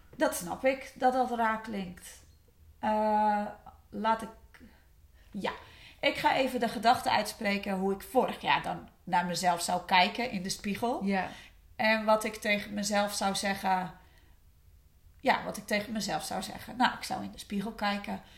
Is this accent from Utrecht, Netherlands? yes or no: no; West Friesland, North Holland, Netherlands; Ik kom uit West-Friesland.